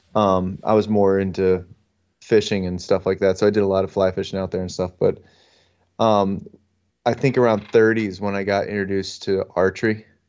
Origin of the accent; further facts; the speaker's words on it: northeastern Pennsylvania, United States; I'm from northeastern Pennsylvania. Everybody knows where Scranton is. I'm not, not far from there.